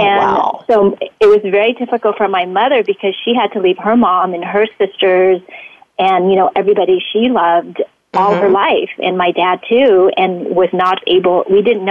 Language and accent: English; St. Louis, Missouri, United States; English is a second language; also born or lived in Vietnam; at the time, we got transplanted in the middle of the United States, St. Louis, Missouri